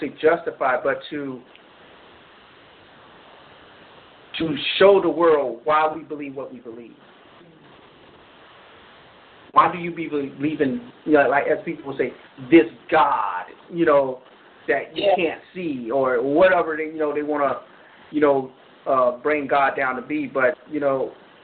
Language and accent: English; Florida, United States; I'm from Florida